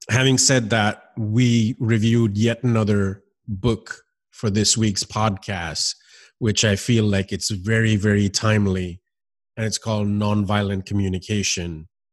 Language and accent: English; United States; also born or lived in Miami; growing up in this country